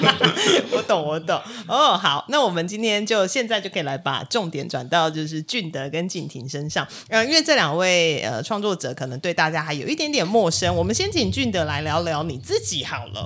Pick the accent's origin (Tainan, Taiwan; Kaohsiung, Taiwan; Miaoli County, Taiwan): Kaohsiung, Taiwan; 我们也是高雄人